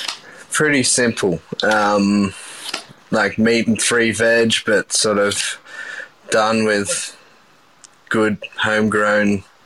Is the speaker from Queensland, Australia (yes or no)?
no; Coffs Harbour, New South Wales, Australia; So I grew up in Coffs Harbour, mid-north coast, New South Wales.